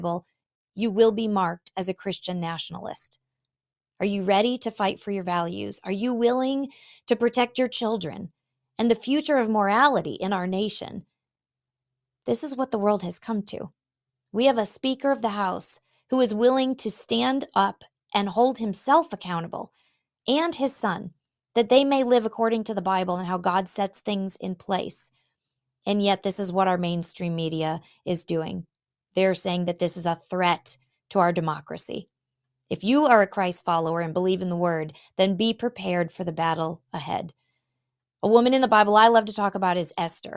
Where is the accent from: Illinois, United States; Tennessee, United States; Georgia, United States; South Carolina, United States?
Illinois, United States; Illinois, my home state